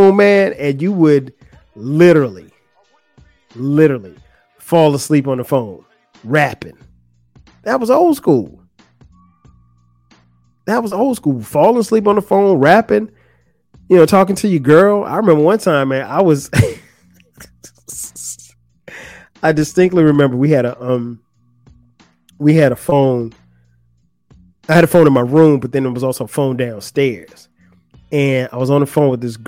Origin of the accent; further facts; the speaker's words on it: Florence, South Carolina, United States; moved away; in my hometown, Florence, we would hang out at like the movie theater